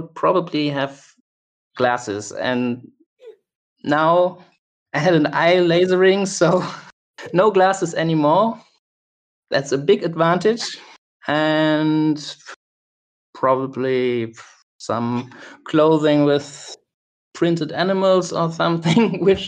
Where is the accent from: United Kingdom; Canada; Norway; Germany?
Germany; also born or lived in Cologne, Germany; I'm from Germany